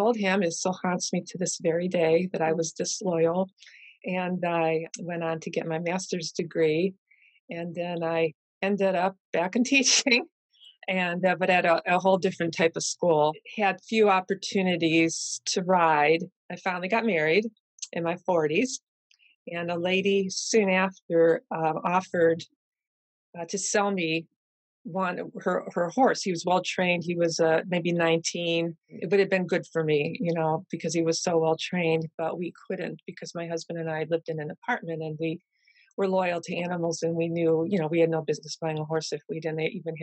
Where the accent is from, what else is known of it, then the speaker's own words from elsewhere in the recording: Cleveland, Ohio, United States; I grew up in Cleveland